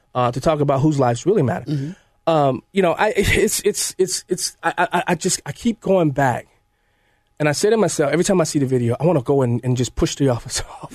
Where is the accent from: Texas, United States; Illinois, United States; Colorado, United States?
Illinois, United States; Chicago; I grew up in the Chicago machine, machine Democrat Party, 53rd Ward, 21st Precinct